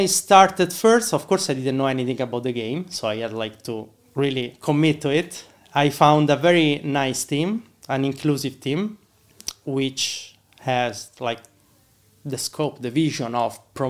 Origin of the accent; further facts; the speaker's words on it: Rome, Lazio, Italy; moved away as an adult; now in Ireland; Yeah, I'm originally from Italy, from Rome, and I moved to Ireland like 4 years ago.